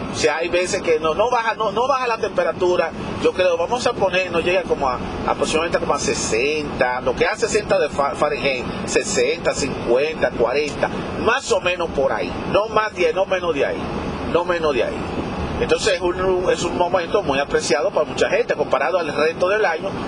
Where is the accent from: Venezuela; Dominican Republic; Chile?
Dominican Republic; me estoy enfocando en la, República Dominicana porque soy dominicano